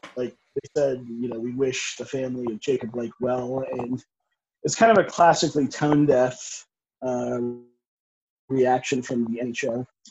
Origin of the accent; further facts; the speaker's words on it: United States; I'm a person of color, I'm East Indian American